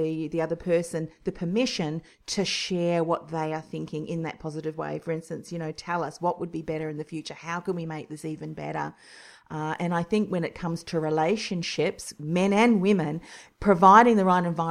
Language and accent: English; New Zealand; now in Australia; I'm originally from New Zealand too